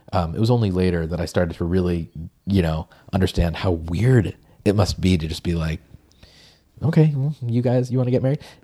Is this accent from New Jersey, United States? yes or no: no; Peabody, Massachusetts, United States; I grew up in Peabody, Massachusetts